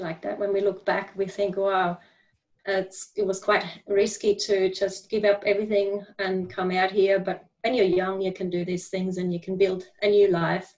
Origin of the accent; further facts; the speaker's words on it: Switzerland; moved away as an adult; now in Australia; in the German part, quite close to Zurich, but I grew up in a fairly small country town.